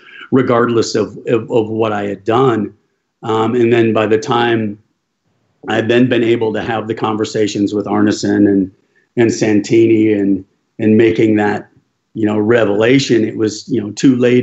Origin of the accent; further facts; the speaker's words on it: United States; moved away as an adult; also born or lived in England / Spain / Germany; as an American